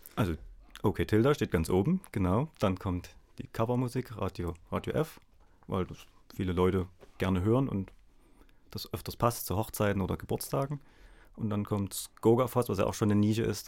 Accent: Dresden, Saxony, Germany; ich komme aus Dresden.

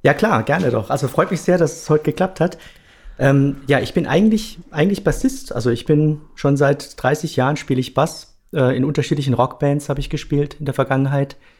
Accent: Ludwigshafen, Rhineland-Palatinate, Germany; now in Karlsruhe, Germany; Ich komme aus Ludwigshafen, ja, ursprünglich. Wobei, mittlerweile wohne ich in ah, Karlsruhe

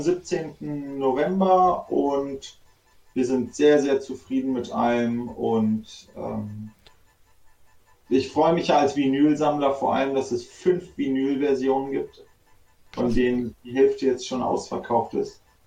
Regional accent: Göttingen, Lower Saxony, Germany; moved away as an adult; now in Berlin, Germany; wir sind ja ursprünglich aus Göttingen, sind auch groß geworden und dann irgendwann abgehauen.

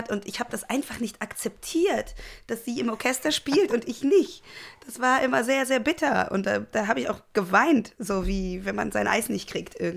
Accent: Cologne, North Rhine-Westphalia, Germany; ich bin in Köln groß geworden, ähm, in Köln-Delbrück und ähm, habe da jetzt auch 30 ähm, Jahre gelebt.

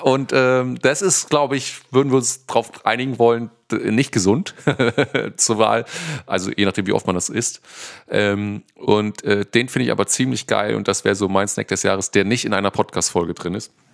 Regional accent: Northern Germany, Germany; bei uns im Norden

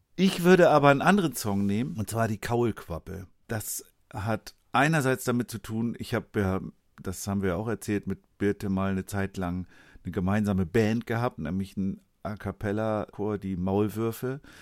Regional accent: Schleswig-Holstein, Germany; in mein Heimatbundesland

